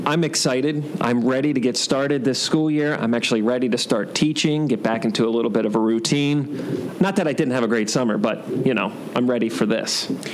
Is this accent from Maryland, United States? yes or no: yes; Maryland, United States; moved away; I'm from Maryland.